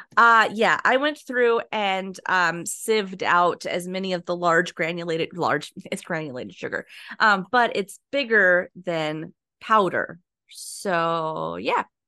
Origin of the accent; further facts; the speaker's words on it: near Laughlin / Las Vegas, Nevada, United States; moved away; I grew up by Laughlin in Vegas.